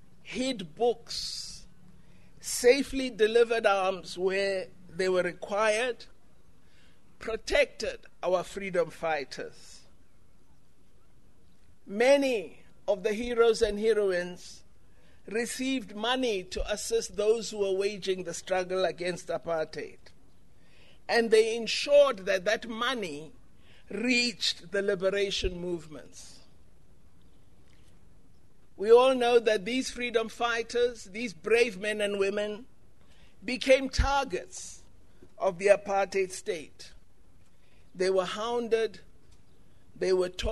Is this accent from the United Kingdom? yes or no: no; Gaborone, South-East District, Botswana; now in South Africa; I was born in South Africa, I'm a South African, but I grew up in Gaborone. So I am of the Botswana